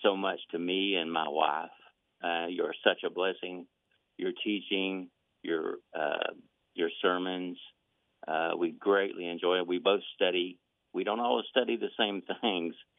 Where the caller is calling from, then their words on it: Eastern Kentucky, United States; I'm calling from Eastern Kentucky.